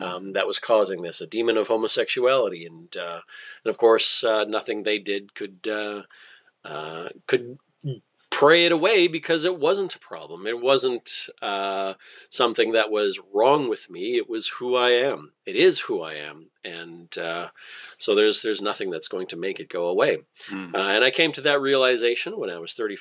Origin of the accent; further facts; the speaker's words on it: Altona, Winkler, Morden area, Manitoba, Canada; I grew up in Altona, Winkler, Morden, that area.